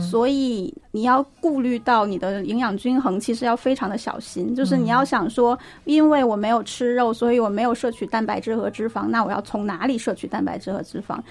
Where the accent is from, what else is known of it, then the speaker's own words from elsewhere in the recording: Inner Mongolia, China; moved away as an adult; now in Beijing, China; 我是在内蒙古长大的，我就在内陆长大的